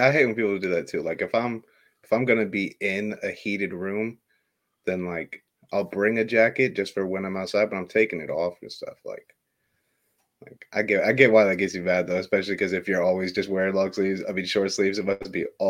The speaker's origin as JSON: {"language": "English", "region": "Illinois", "country": "United States", "tie": "born or raised there", "said": "I live in Illinois. And I hate the cold weather. I lived here my whole life"}